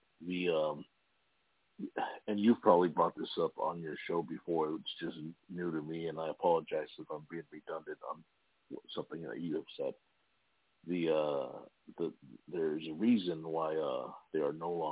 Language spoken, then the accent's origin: English; Imperial Beach, California, United States; I'm actually from Imperial Beach, California